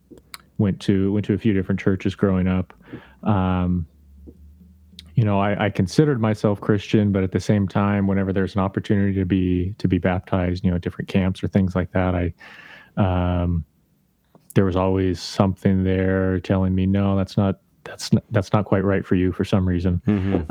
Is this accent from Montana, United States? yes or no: no; Idaho, United States; I grew up in Idaho